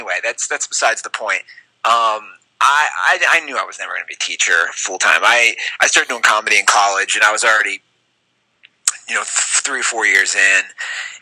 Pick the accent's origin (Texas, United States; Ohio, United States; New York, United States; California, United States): Ohio, United States; Cincinnati; moved away as an adult; also born or lived in Las Vegas; now in Los Angeles, United States; I'm from Cincinnati, but I taught 1 year in the great city of Las Vegas